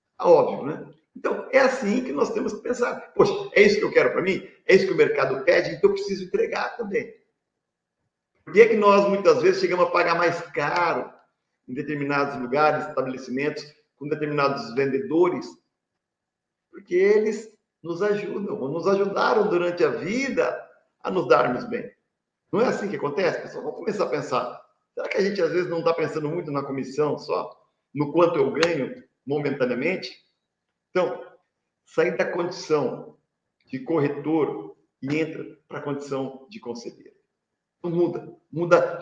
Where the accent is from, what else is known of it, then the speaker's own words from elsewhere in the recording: Presidente Prudente, São Paulo, Brazil; eu sou aqui de Presidente Prudente